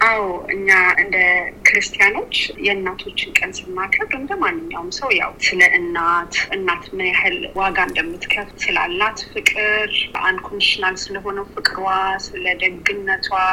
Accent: Ethiopia; now in Sydney, Australia

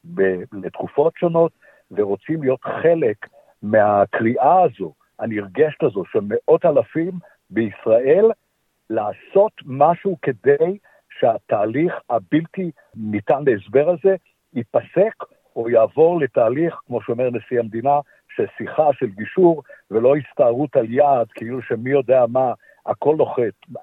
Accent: Israel; now in Melbourne, Australia; אנחנו כישראלים

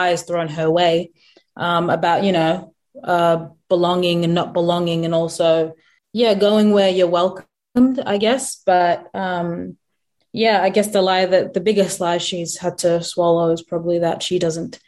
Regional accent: South Sudan; now in Australia; I'm South Sudanese

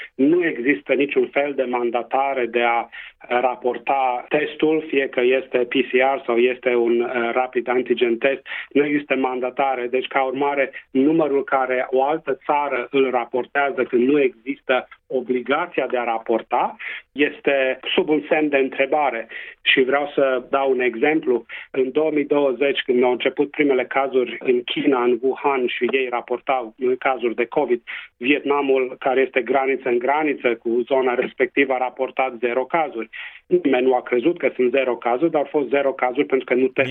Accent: Transylvania, Romania; accent: Transylvanian; first language Romanian; now in Western Australia, Australia

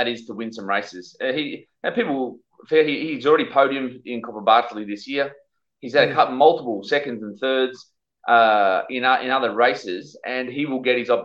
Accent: Sydney, New South Wales, Australia; I grew up in Sydney

